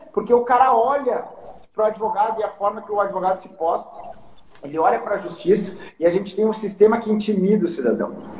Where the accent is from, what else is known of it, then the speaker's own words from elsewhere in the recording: Porto Alegre, Rio Grande do Sul, Brazil; moved away as an adult; also born or lived in São Paulo / New York; eu vou voltar para Porto Alegre, eu sou originalmente de Porto Alegre